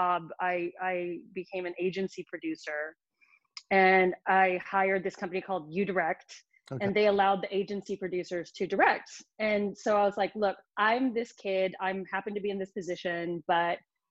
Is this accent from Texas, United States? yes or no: yes; Lubbock, Texas, United States; I grew up in Lubbock, Texas